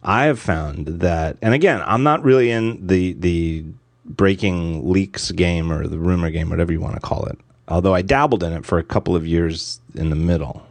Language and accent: English; outside Philadelphia, Pennsylvania, United States; I'm in Philadelphia now, and I, I grew up in outside